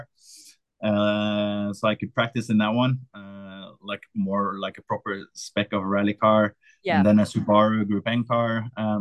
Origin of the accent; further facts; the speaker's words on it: Oslo, Norway; I come from a part of Oslo, west side of Oslo, where no one did motorsport